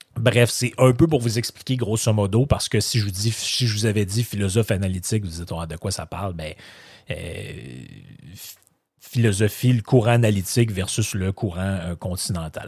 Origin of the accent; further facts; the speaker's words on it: Quebec, Canada; je suis né au Québec, ma famille est ici